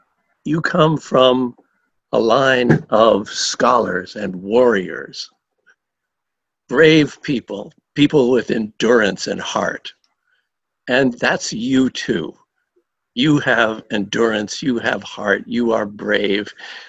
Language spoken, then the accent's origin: English; United States; Even though I grew up in the United States